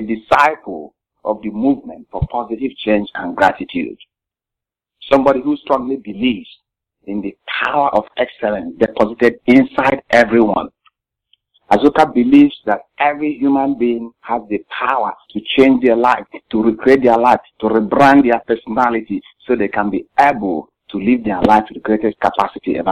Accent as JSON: {"language": "English", "country": "Nigeria", "tie": "born or raised there", "moved": "as an adult", "lives_now": "United States", "said": "I grew up in Nigeria, West Africa"}